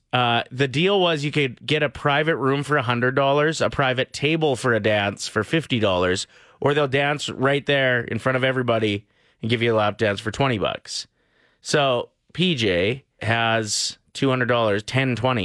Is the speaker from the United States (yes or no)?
no; Lloydminster, Canada; moved away; I was close to my hometown in Lloyd